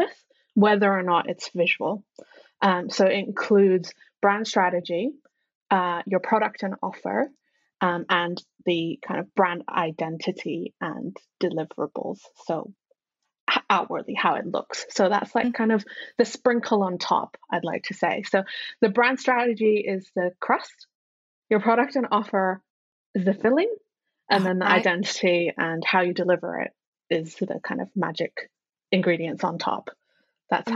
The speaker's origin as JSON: {"language": "English", "country": "Hong Kong", "moved": "yes", "lives_now": "United Kingdom", "said": "I am originally from Hong Kong, and then moved to the UK, and I've spent over half my life in the UK now"}